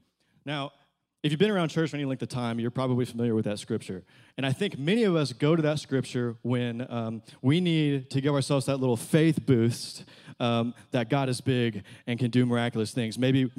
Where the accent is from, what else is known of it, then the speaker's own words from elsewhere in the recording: Little Riviera, Texas, United States; I actually grew up a country boy. I mean, I grew up in Little Riviera, Texas, very rural area. I'm talking cowboy country as they come.